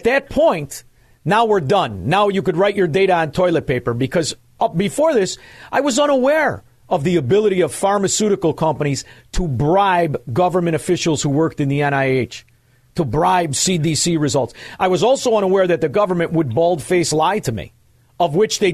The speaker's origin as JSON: {"language": "English", "region": "Illinois", "country": "United States", "said": "We're from Illinois"}